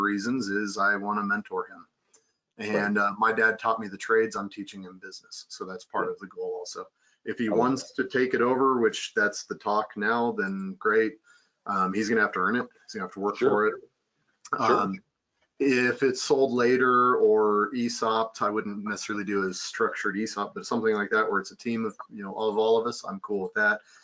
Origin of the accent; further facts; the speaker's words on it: Kansas, United States; now in Colorado, United States; I come from Kansas, where you could do them all the time